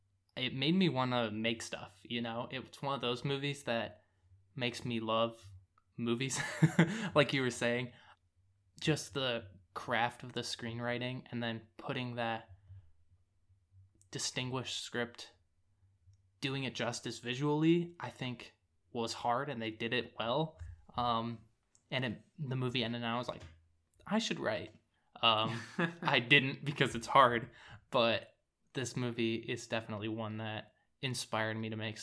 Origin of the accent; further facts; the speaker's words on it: San Francisco, California, United States; unless you love it, with it being San Francisco. And I really appreciate that as I've moved away from my hometown and I'm able to look back and kind of miss it.